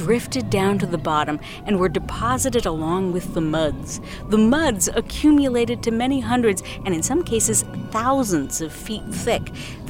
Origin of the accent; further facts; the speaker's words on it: Southern California, United States; I'm from Southern California, home of the biggest urban oil field in the country